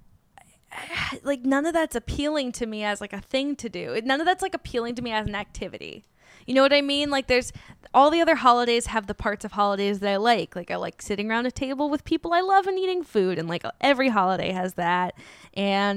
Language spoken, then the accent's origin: English; Bay Area, California, United States; moved away as an adult; also born or lived in New York; now in Los Angeles, United States; I grew up in the Bay Area.